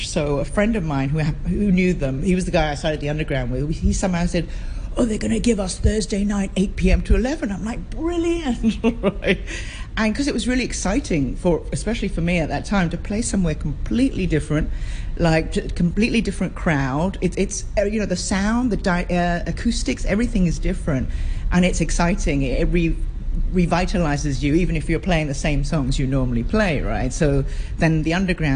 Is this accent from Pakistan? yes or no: no; Hong Kong; I was born on the island, grew up on the island, grew up in Quarry Bay, went to Quarry Bay School, South Island School